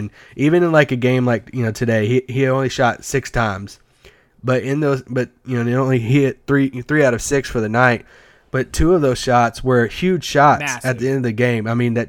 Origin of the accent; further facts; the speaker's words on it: Kentucky, United States; I grew up in Kentucky, so, you know, all like hour and a half away from Lexington.